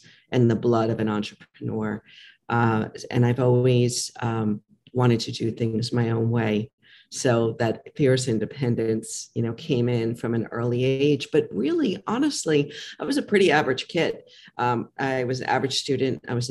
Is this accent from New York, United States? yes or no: yes; New York, United States; I'm from New York.